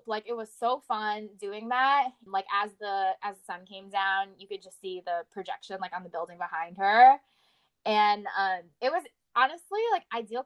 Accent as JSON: {"language": "English", "town": "Houston", "region": "Texas", "country": "United States", "tie": "born or raised there", "moved": "yes", "lives_now": "Los Angeles, United States", "said": "We're from Houston"}